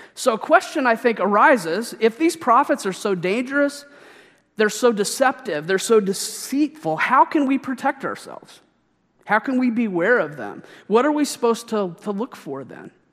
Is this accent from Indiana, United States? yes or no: no; Missouri, United States; my home state